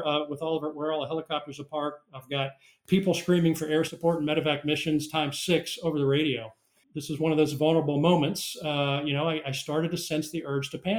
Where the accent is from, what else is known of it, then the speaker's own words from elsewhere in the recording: South Carolina, United States; my home state of South Carolina